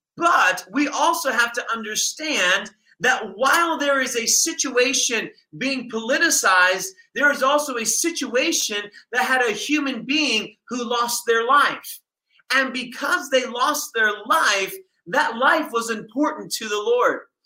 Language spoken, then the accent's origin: English; United States; here I am as an American coming into their nation